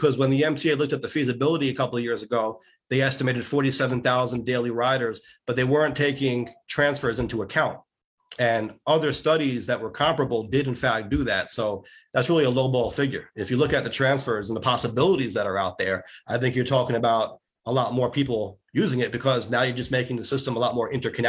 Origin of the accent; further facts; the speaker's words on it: New York City, New York, United States; also born or lived in Howard Beach, Queens; I grew up in Rosedale and I live in Howard Beach now. Grew up on the east side of JFK, live right to the west of JFK now.